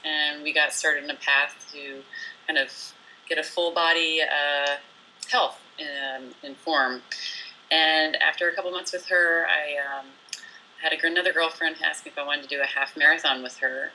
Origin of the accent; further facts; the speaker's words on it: New Jersey, United States; moved away as an adult; also born or lived in France / Pacific Northwest; I was born in France and raised in New Jersey